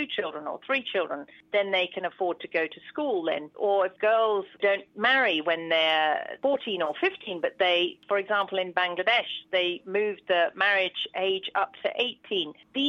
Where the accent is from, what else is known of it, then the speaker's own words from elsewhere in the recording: United Kingdom; moved away as an adult; I'm a British gynaecologist, but I have worked abroad since I was 30. I'm now in my middle 50s.